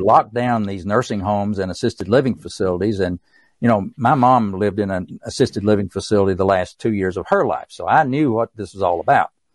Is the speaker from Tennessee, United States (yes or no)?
yes; East Tennessee, United States; accent: East Tennessee; my East Tennessee accent